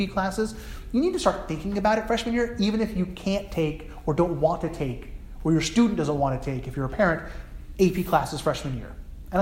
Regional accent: New Jersey, United States; New Jersey, I grew up in New Jersey

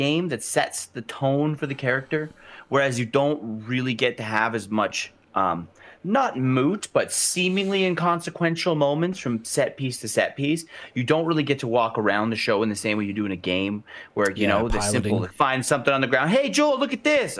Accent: Alberta, Canada; We're from Alberta. We're the oil and gas. We're the Texas of Canada.

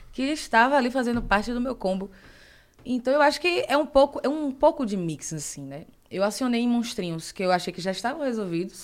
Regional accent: Salvador, Bahia, Brazil; moved away as an adult; also born or lived in Rio de Janeiro; now in São Paulo, Brazil; eu cresci no bairro periférico em Salvador

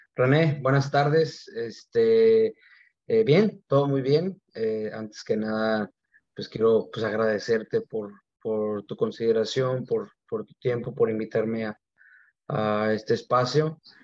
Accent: Mexicali, Baja California, Mexico; now in Mexico City, Mexico; sí soy de Mexicali, pero llevo entrenando todo el año en la Ciudad de México

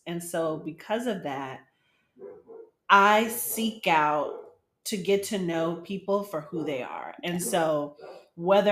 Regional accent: Dallas, Texas, United States; moved away as an adult; also born or lived in Colorado; now in Detroit, United States; I'm from a Dallas metropolitan area

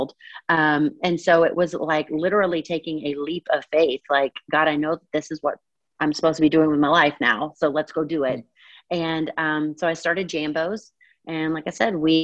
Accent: Eastern Kentucky, United States; now in Atlanta, United States; I grew up in a tiny town in Eastern Kentucky, just east of Lexington

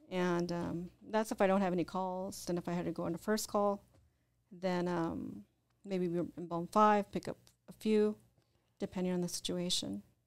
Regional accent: Orange County, California, United States; moved away; also born or lived in Whittier, Los Angeles / Riverside / Indio / Arizona; I grew up in Orange County.

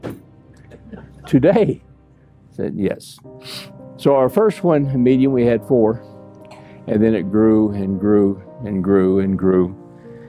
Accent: United States; I'm American.

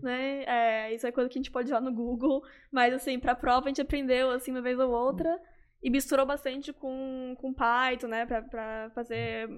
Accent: Florianópolis, Santa Catarina, Brazil; moved away as an adult; now in Netherlands; Na, nasci, cresci assim, em Florianópolis, uhum. e daí com 18 anos eu fui pra, pra Holanda fazer a graduação em astronomia

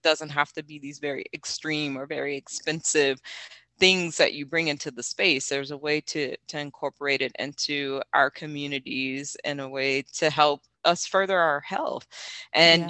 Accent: the South, United States; I'm from the South

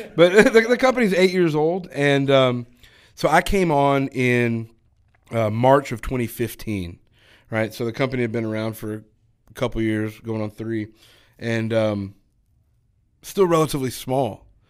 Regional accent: Texas, United States; now in Georgia, United States; I'm originally from Texas. Uh, I grew up in a small town

